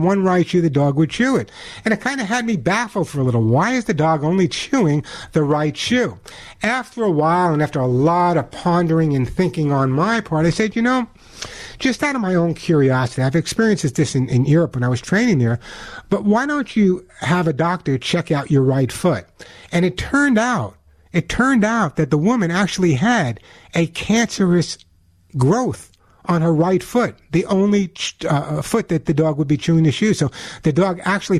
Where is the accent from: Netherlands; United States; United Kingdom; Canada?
United States; New York; especially with friends of mine in New York, and you would never know my accent, that's where I'm originally from.